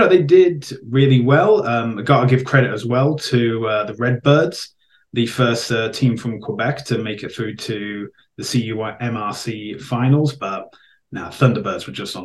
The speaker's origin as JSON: {"language": "English", "area": "Welsh", "region": "Wales", "country": "United Kingdom", "said": "I'm Welsh"}